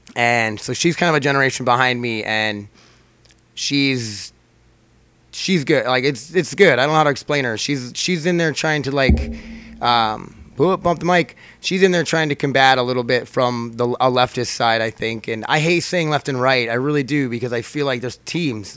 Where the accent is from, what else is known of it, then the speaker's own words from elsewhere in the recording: United States; I'm an American, I'm here, I'm a citizen